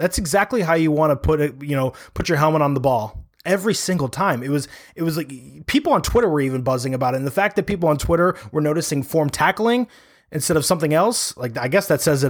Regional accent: suburbs of Chicago, Illinois, United States; I am originally from the suburbs of Chicago.

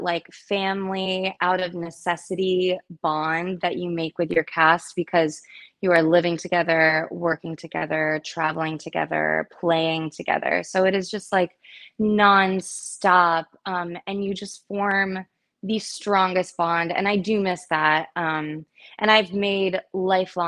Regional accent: Largo, Florida, United States; my hometown. It was called 8 o'clock Theater in Largo, Florida

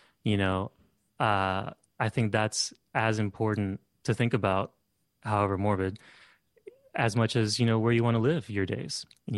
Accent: California, United States; I think growing up in Southern California too, you know, you have a relationship with cemeteries.

